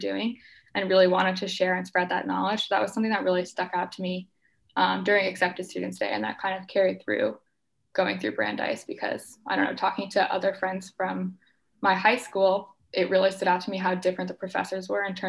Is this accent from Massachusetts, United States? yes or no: yes; Boston, Massachusetts, United States; I am from the Boston area